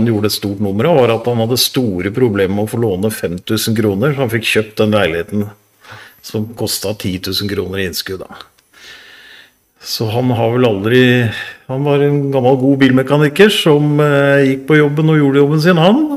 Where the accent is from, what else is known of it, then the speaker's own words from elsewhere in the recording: Oslo, Norway; jeg er jo oppsalget.